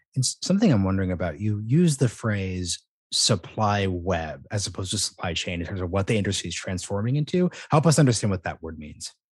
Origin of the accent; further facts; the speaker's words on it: Portland, Oregon, United States; I'm from Portland, Oregon